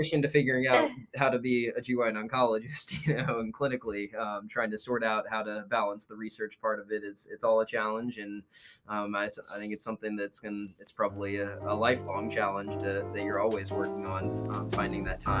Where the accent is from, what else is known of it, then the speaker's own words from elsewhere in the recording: Louisville, Kentucky, United States; moved away as an adult; also born or lived in Connecticut / New Hampshire / Philadelphia; now in North Carolina, United States; I grew up in Louisville, Kentucky